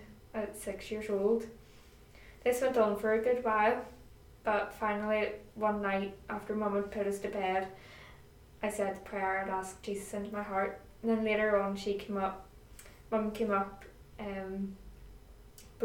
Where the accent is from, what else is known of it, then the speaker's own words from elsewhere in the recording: Greyabbey, Northern Ireland, United Kingdom; I am from Grey Abbey, and that is, for anybody who doesn't know, down the Ards Peninsula in County Down. And I live at home with my mum and dad